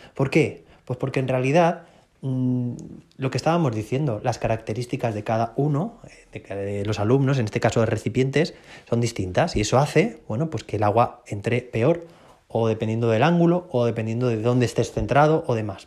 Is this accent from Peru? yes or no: no; Spain; soy bastante gallego, decimos aquí en España